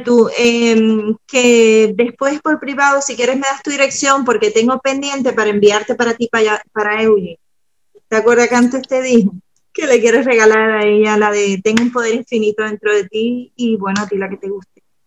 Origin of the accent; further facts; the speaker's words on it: Cuba; moved away; vengo de Cuba